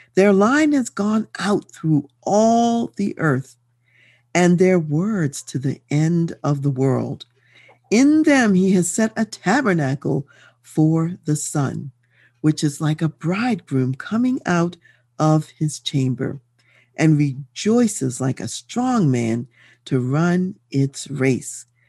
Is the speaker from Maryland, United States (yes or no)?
yes; Baltimore, Maryland, United States; moved away as an adult; also born or lived in Washington, D.C.; now in Colorado Springs, United States; I grew up in Baltimore, Maryland